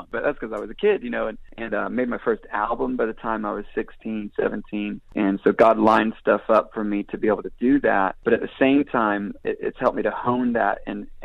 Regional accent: Israel; I would say a lot of that was formed in those early days growing up in Israel.

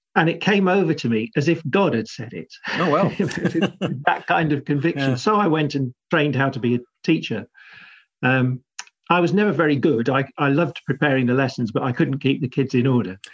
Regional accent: South Buckinghamshire, South East England, United Kingdom; moved away as an adult; also born or lived in Cambridge / Liverpool / Cheltenham / South London; I grew up in in South Buckinghamshire, just sleepy commuter village territory

